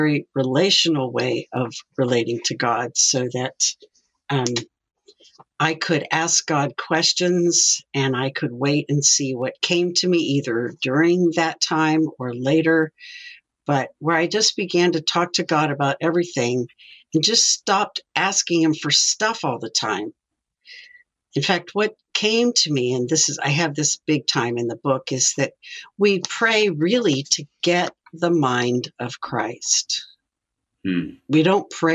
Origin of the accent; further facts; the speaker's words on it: Midwest, United States; now in Simi Valley, United States; Well, I grew up in the Midwest, but came out here for inner city ministry